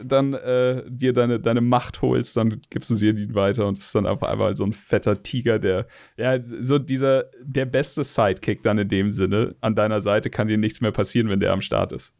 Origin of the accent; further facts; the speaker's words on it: Munich, Bavaria, Germany; ich bin geboren 84 in München